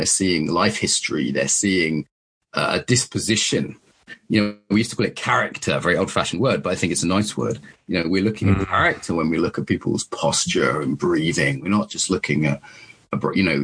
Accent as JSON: {"language": "English", "town": "Soham", "region": "East of England", "country": "United Kingdom", "tie": "born or raised there", "said": "I grew up in Soham"}